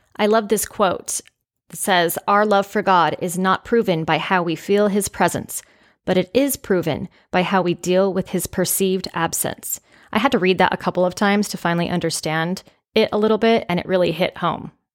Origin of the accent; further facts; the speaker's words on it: California, United States; growing up in California, I believe I was about six or seven years old